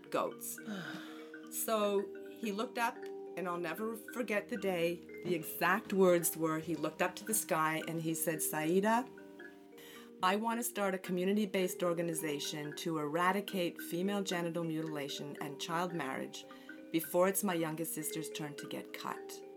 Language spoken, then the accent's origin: English; Montreal, Quebec, Canada; moved away as an adult; now in New Jersey, United States; I'm originally from Montreal, Canada. And I've been in New Jersey since I married in 1984.